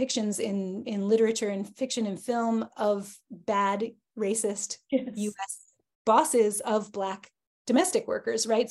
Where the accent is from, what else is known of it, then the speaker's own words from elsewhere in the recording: United States; I am American